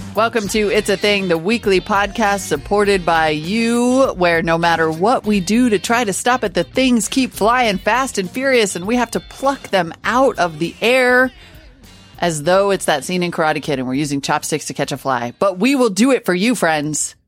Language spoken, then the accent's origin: English; Montana, United States; when I was a kid growing up in Montana